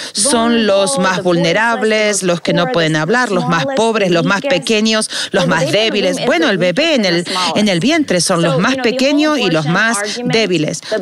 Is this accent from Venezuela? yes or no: no; Northern California, United States; now in Los Angeles, United States; Crecí en el norte de California